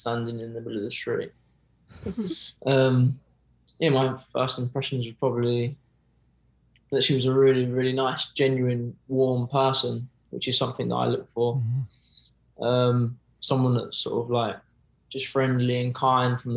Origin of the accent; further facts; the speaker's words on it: Oxford, South East England, United Kingdom; accent: posh-ish; moved away; We're from Oxford originally.